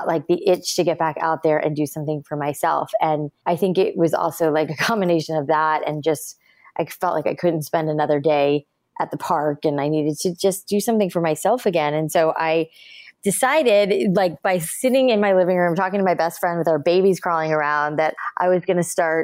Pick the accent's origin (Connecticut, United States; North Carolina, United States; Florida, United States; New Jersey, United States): Florida, United States; South; moved away; also born or lived in New York City; I grew up in South Florida, where is, the home of humidity and moisture in the air